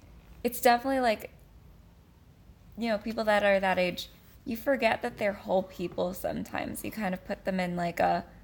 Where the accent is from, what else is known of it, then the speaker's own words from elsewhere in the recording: California, United States; I'm a Californian.